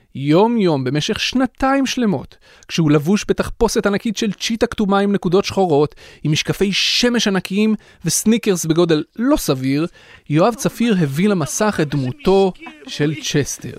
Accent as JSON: {"language": "Hebrew", "country": "Israel"}